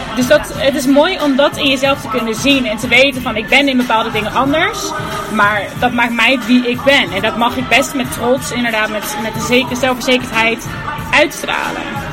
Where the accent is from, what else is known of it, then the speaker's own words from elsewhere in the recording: Houten, Utrecht, Netherlands; also born or lived in Delft; Wij komen dan uit Houten, dus iedereen woonde gewoon daar en dat was de vaste plek